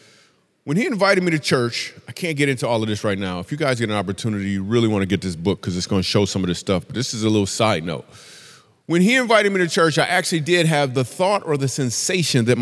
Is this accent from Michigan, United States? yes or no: yes; Michigan, United States; moved away as an adult; also born or lived in New York City; I'm from Michigan, but I moved to New York City because I'm doing comedy now